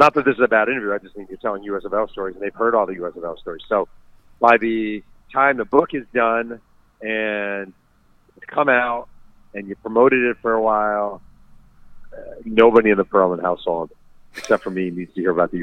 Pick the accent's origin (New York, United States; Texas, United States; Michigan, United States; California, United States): New York, United States; New York City; I'm a New Yorker